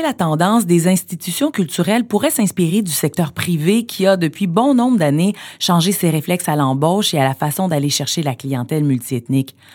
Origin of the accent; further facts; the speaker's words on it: Montreal, Quebec, Canada; je suis née à Montréal